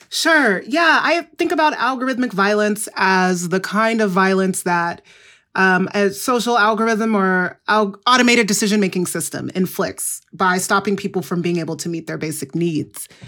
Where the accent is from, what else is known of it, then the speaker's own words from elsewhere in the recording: Igbo, Igboland, Nigeria; I'm from the Igbo group, which is in, um, Nigeria